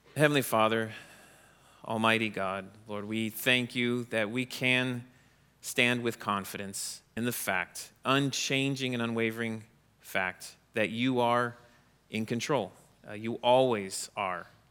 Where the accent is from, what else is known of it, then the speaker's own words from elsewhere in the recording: Orlando, Florida, United States; now in Wisconsin, United States; I grew up in Florida, near Orlando